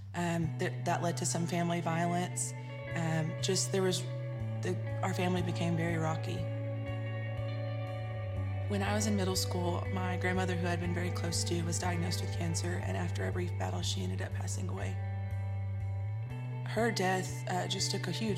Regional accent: Central Texas, United States; I was born in Central Texas to a single mom who was working graveyard at the time.

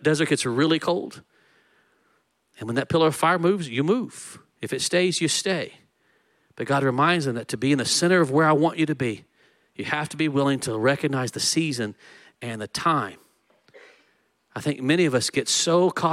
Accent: Texas, United States; I'm Texan.

